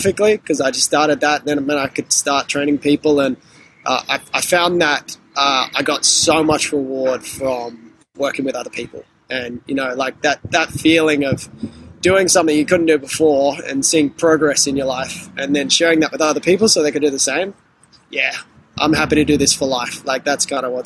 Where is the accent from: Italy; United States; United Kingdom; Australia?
Australia; Sydney, New South Wales; I grew up on the Northern Beaches in Sydney